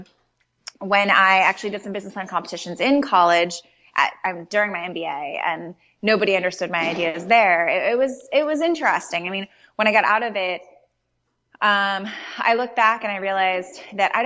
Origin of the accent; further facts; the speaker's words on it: Chicago, Illinois, United States; I'm from Chicago and you need terribly warm coats to survive a Chicago winter